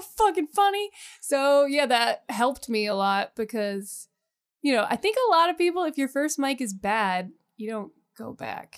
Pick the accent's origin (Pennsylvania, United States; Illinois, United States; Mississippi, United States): Pennsylvania, United States; the Poconos; I grew up in the Poconos